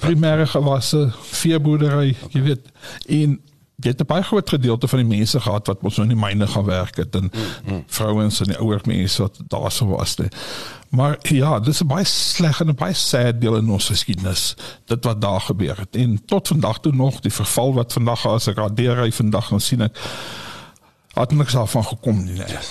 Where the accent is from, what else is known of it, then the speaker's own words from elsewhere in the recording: Kimberley, Northern Cape, South Africa; Ek is in Kimberley gebore, groot geword, skool gaan Diamantveld in Kimberley.